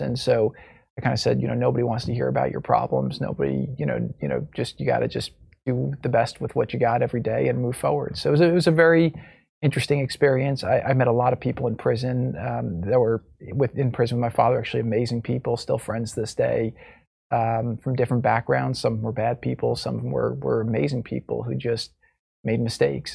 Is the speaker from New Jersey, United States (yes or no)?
yes; New Jersey, United States; now in Florida, United States; I grew up in New Jersey